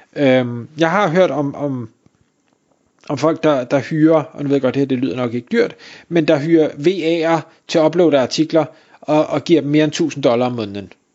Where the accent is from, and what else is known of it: Denmark